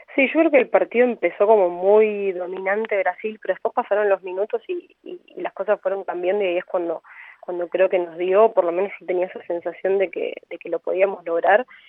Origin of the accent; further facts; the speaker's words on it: Chaco, Argentina; yo soy de Chaco